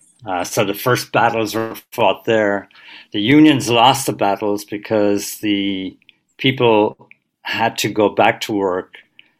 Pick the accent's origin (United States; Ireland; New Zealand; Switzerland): Ireland; Wexford, Leinster; my hometown of Wexford